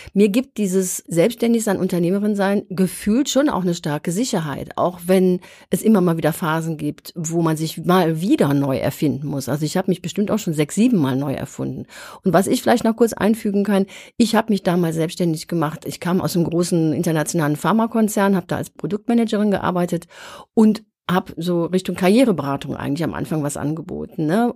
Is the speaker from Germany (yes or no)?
yes; Germany; wir Deutschen